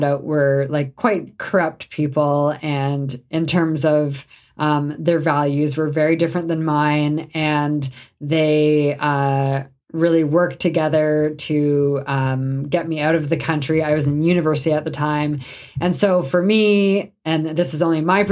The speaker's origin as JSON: {"language": "English", "country": "Canada", "said": "I'm Canadian"}